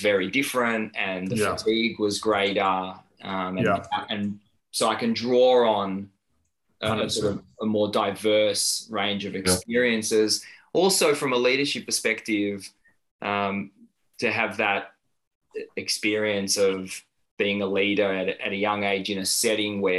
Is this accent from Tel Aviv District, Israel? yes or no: yes; Tel Aviv, Tel Aviv District, Israel; moved away as an adult; now in Melbourne, Australia; I was born in Tel Aviv and spent a large chunk of my childhood there and served in the military